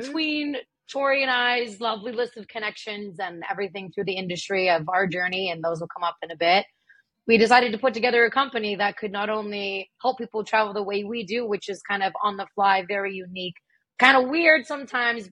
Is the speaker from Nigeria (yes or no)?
no; Ottawa, Ontario, Canada; I grew up in Ottawa